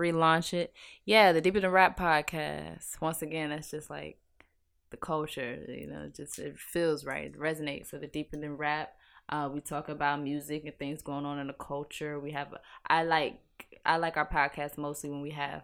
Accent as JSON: {"language": "English", "town": "Virginia Beach", "region": "Virginia", "country": "United States", "also_born_or_lived": "Norfolk, Virginia", "said": "I'm from Virginia Beach"}